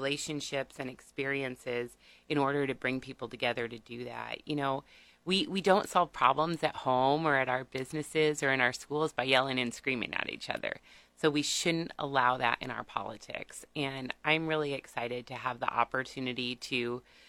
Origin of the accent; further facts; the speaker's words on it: Seward County, Nebraska, United States; moved away as an adult; now in Lincoln, United States; I'm originally from Seward County, but I've been here in Lincoln since 1995 to attend the university